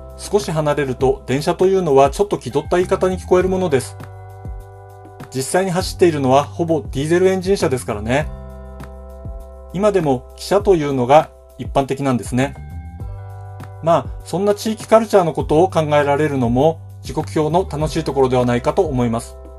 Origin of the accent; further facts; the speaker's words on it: Hokkaido, Japan; 北海道で生まれ育っています